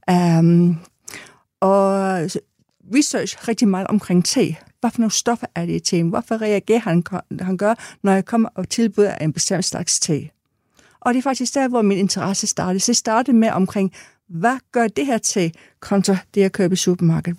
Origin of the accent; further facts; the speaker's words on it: England, United Kingdom; now in Denmark; er født og opvokset i England